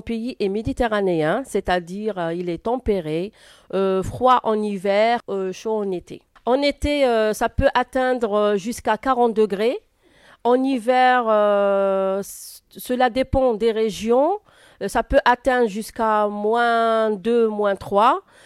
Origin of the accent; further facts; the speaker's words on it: Oran, Oran Province, Algeria; first language Arabic; French is a second language; now in France; je suis né à Oran et Oran, c'est une ville qui se situe euh, à l'ouest d'Algérie